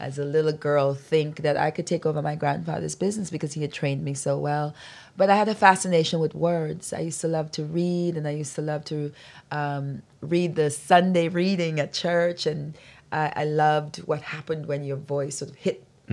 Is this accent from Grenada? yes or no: yes; Birch Grove, Grenada; accent: Grenada accent; now in United States; When I was growing up in Grenada